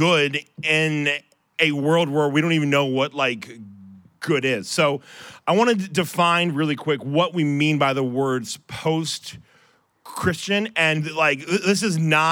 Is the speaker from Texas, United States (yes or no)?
no; Ohio, United States; I'm from Ohio.